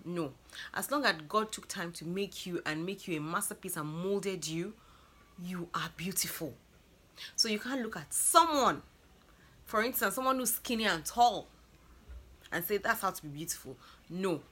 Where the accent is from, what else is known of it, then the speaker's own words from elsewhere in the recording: Lagos, Nigeria; I'm from Lagos, Nigeria